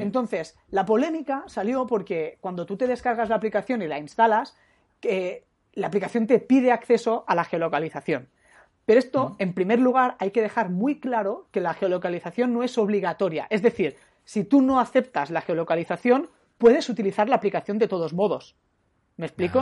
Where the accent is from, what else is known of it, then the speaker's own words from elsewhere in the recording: Catalonia, Spain; como catalán que, que soy